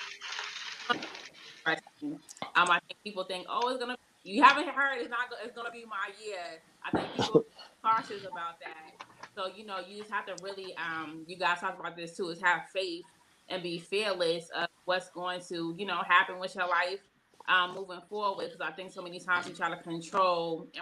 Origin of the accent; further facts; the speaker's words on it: Boston, Massachusetts, United States; moved away; also born or lived in Tuskegee, Alabama; I'm from Boston, Massachusetts, but I'm here